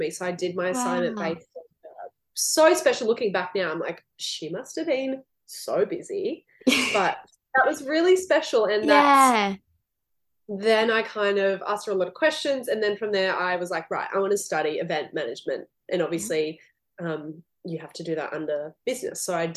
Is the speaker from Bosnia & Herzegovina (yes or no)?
no; Gold Coast, Queensland, Australia; also born or lived in Lismore, New South Wales; And we moved to the Gold Coast when I was, I want to say, maybe 9. And we grew up, on the Gold Coast.